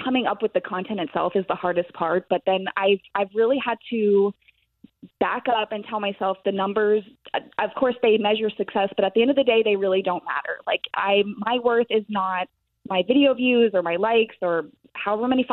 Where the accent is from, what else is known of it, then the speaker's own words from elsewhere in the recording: Tampa, Florida, United States; also born or lived in Massachusetts; I've been in Tampa almost my whole life. I was born in Massachusetts and my family moved here when I was 4